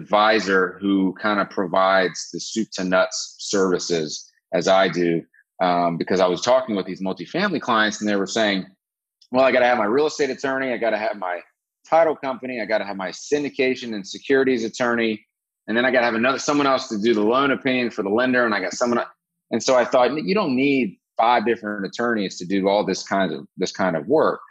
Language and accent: English; Athens, Georgia, United States; I grew up in Athens, Georgia